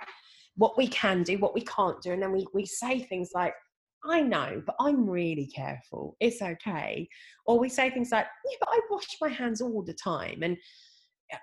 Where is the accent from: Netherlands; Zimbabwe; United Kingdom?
United Kingdom; England; I'm only second generation English on her side and third generation on the other